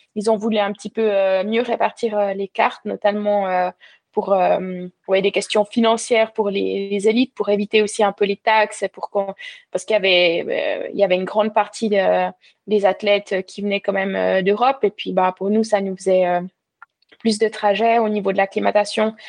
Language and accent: French; Val-de-Ruz, Neuchâtel, Switzerland; moved away as an adult; also born or lived in Lausanne, Switzerland / Vevey, Switzerland; now in La Tour-de-Peilz, Switzerland; j'ai grandi dans le canton de, Neuchâtel, au Val de Rue